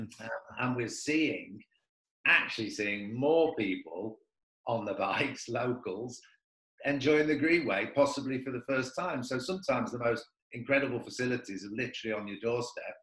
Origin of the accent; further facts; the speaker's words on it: Manchester, North West England, United Kingdom; also born or lived in South Africa; now in Carlingford, Ireland; I'm from Manchester